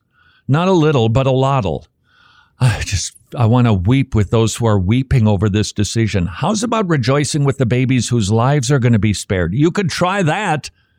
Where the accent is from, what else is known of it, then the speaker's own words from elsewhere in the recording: Northern United States, United States; born there; I wasn't born in the South. I really can't comment on slavery. I realize that I'm a Northerner by birth.